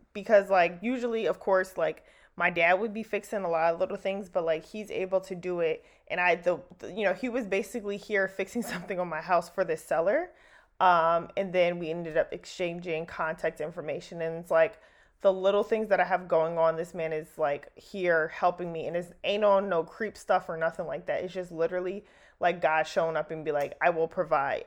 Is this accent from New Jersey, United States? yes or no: yes; New Jersey, United States; moved away; where I grew up back home in Jersey